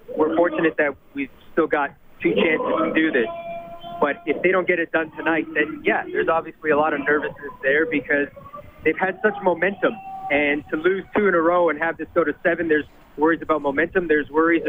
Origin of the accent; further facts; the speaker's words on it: Toronto, Ontario, Canada; a Toronto boy